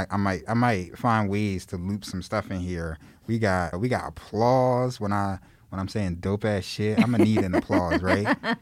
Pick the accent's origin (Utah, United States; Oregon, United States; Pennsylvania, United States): Pennsylvania, United States; Philadelphia; They'll be like, where are you from? I'm like, oh, Philly. Oh, yeah, what part of Philly? West Philly of you? Born and raised?